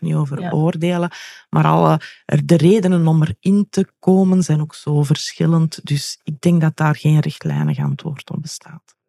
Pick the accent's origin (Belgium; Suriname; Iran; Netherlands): Belgium; ben ik wel een echte Belg